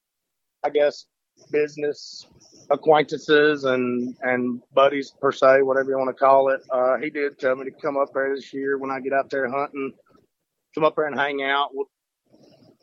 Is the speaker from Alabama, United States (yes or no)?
yes; Priceville, Alabama, United States; also born or lived in Hartselle, Alabama; I grew up in Priceville